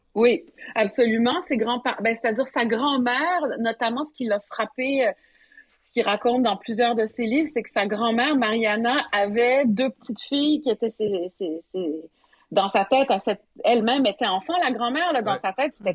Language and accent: French; Montreal, Quebec, Canada; also born or lived in Saguenay, Quebec / France; on est venu à Montréal quand j'avais en 1976, donc quand j'avais 4 ans. Donc à Montréal